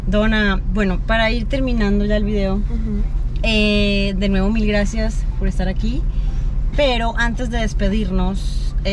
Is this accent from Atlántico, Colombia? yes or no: no; Medellín, Antioquia, Colombia; accent: paisa; now in Mexico; Yo soy colombiana, si no lo saben, vivo en México. yo sé, ya perdí mi acento paisa porque además soy de Medellín